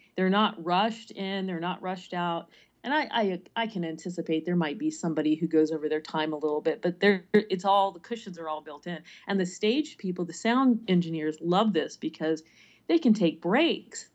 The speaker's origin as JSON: {"language": "English", "area": "Prince George's County", "region": "Maryland", "country": "United States", "tie": "born or raised there", "also_born_or_lived": "California / Midwest", "lives_now": "Baltimore, United States", "said": "I did grow up in Maryland, but not in the Baltimore area, more toward D C."}